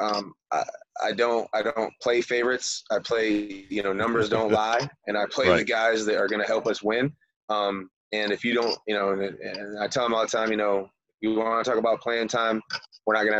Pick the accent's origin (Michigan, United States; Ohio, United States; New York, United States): Michigan, United States; also born or lived in Florida; I'm from Michigan originally, had a rough life, got to live in Michigan all summer, and got to live in Florida all winter